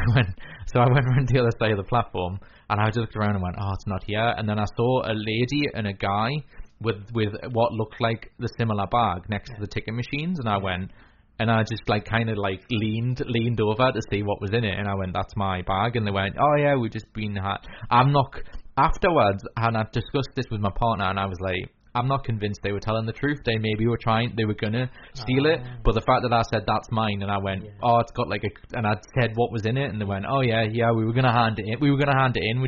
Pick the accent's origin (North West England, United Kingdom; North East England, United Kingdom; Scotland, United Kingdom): North East England, United Kingdom; Wallsend; I'm from Wall's End